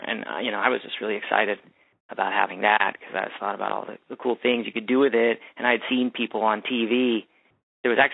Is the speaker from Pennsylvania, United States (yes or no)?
yes; Bethel Park, Pennsylvania, United States; I grew up in the suburbs outside of Pittsburgh.